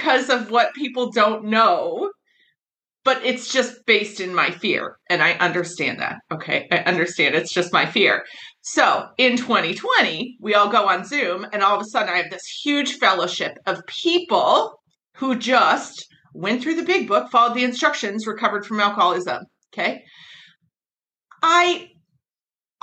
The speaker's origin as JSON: {"language": "English", "country": "Australia", "also_born_or_lived": "Colorado", "said": "I'm Australian, will always be."}